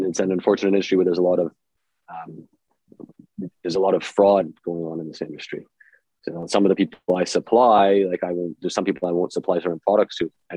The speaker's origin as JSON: {"language": "English", "town": "Timmins", "region": "Ontario", "country": "Canada", "tie": "born or raised there", "said": "I grew up in Timmins"}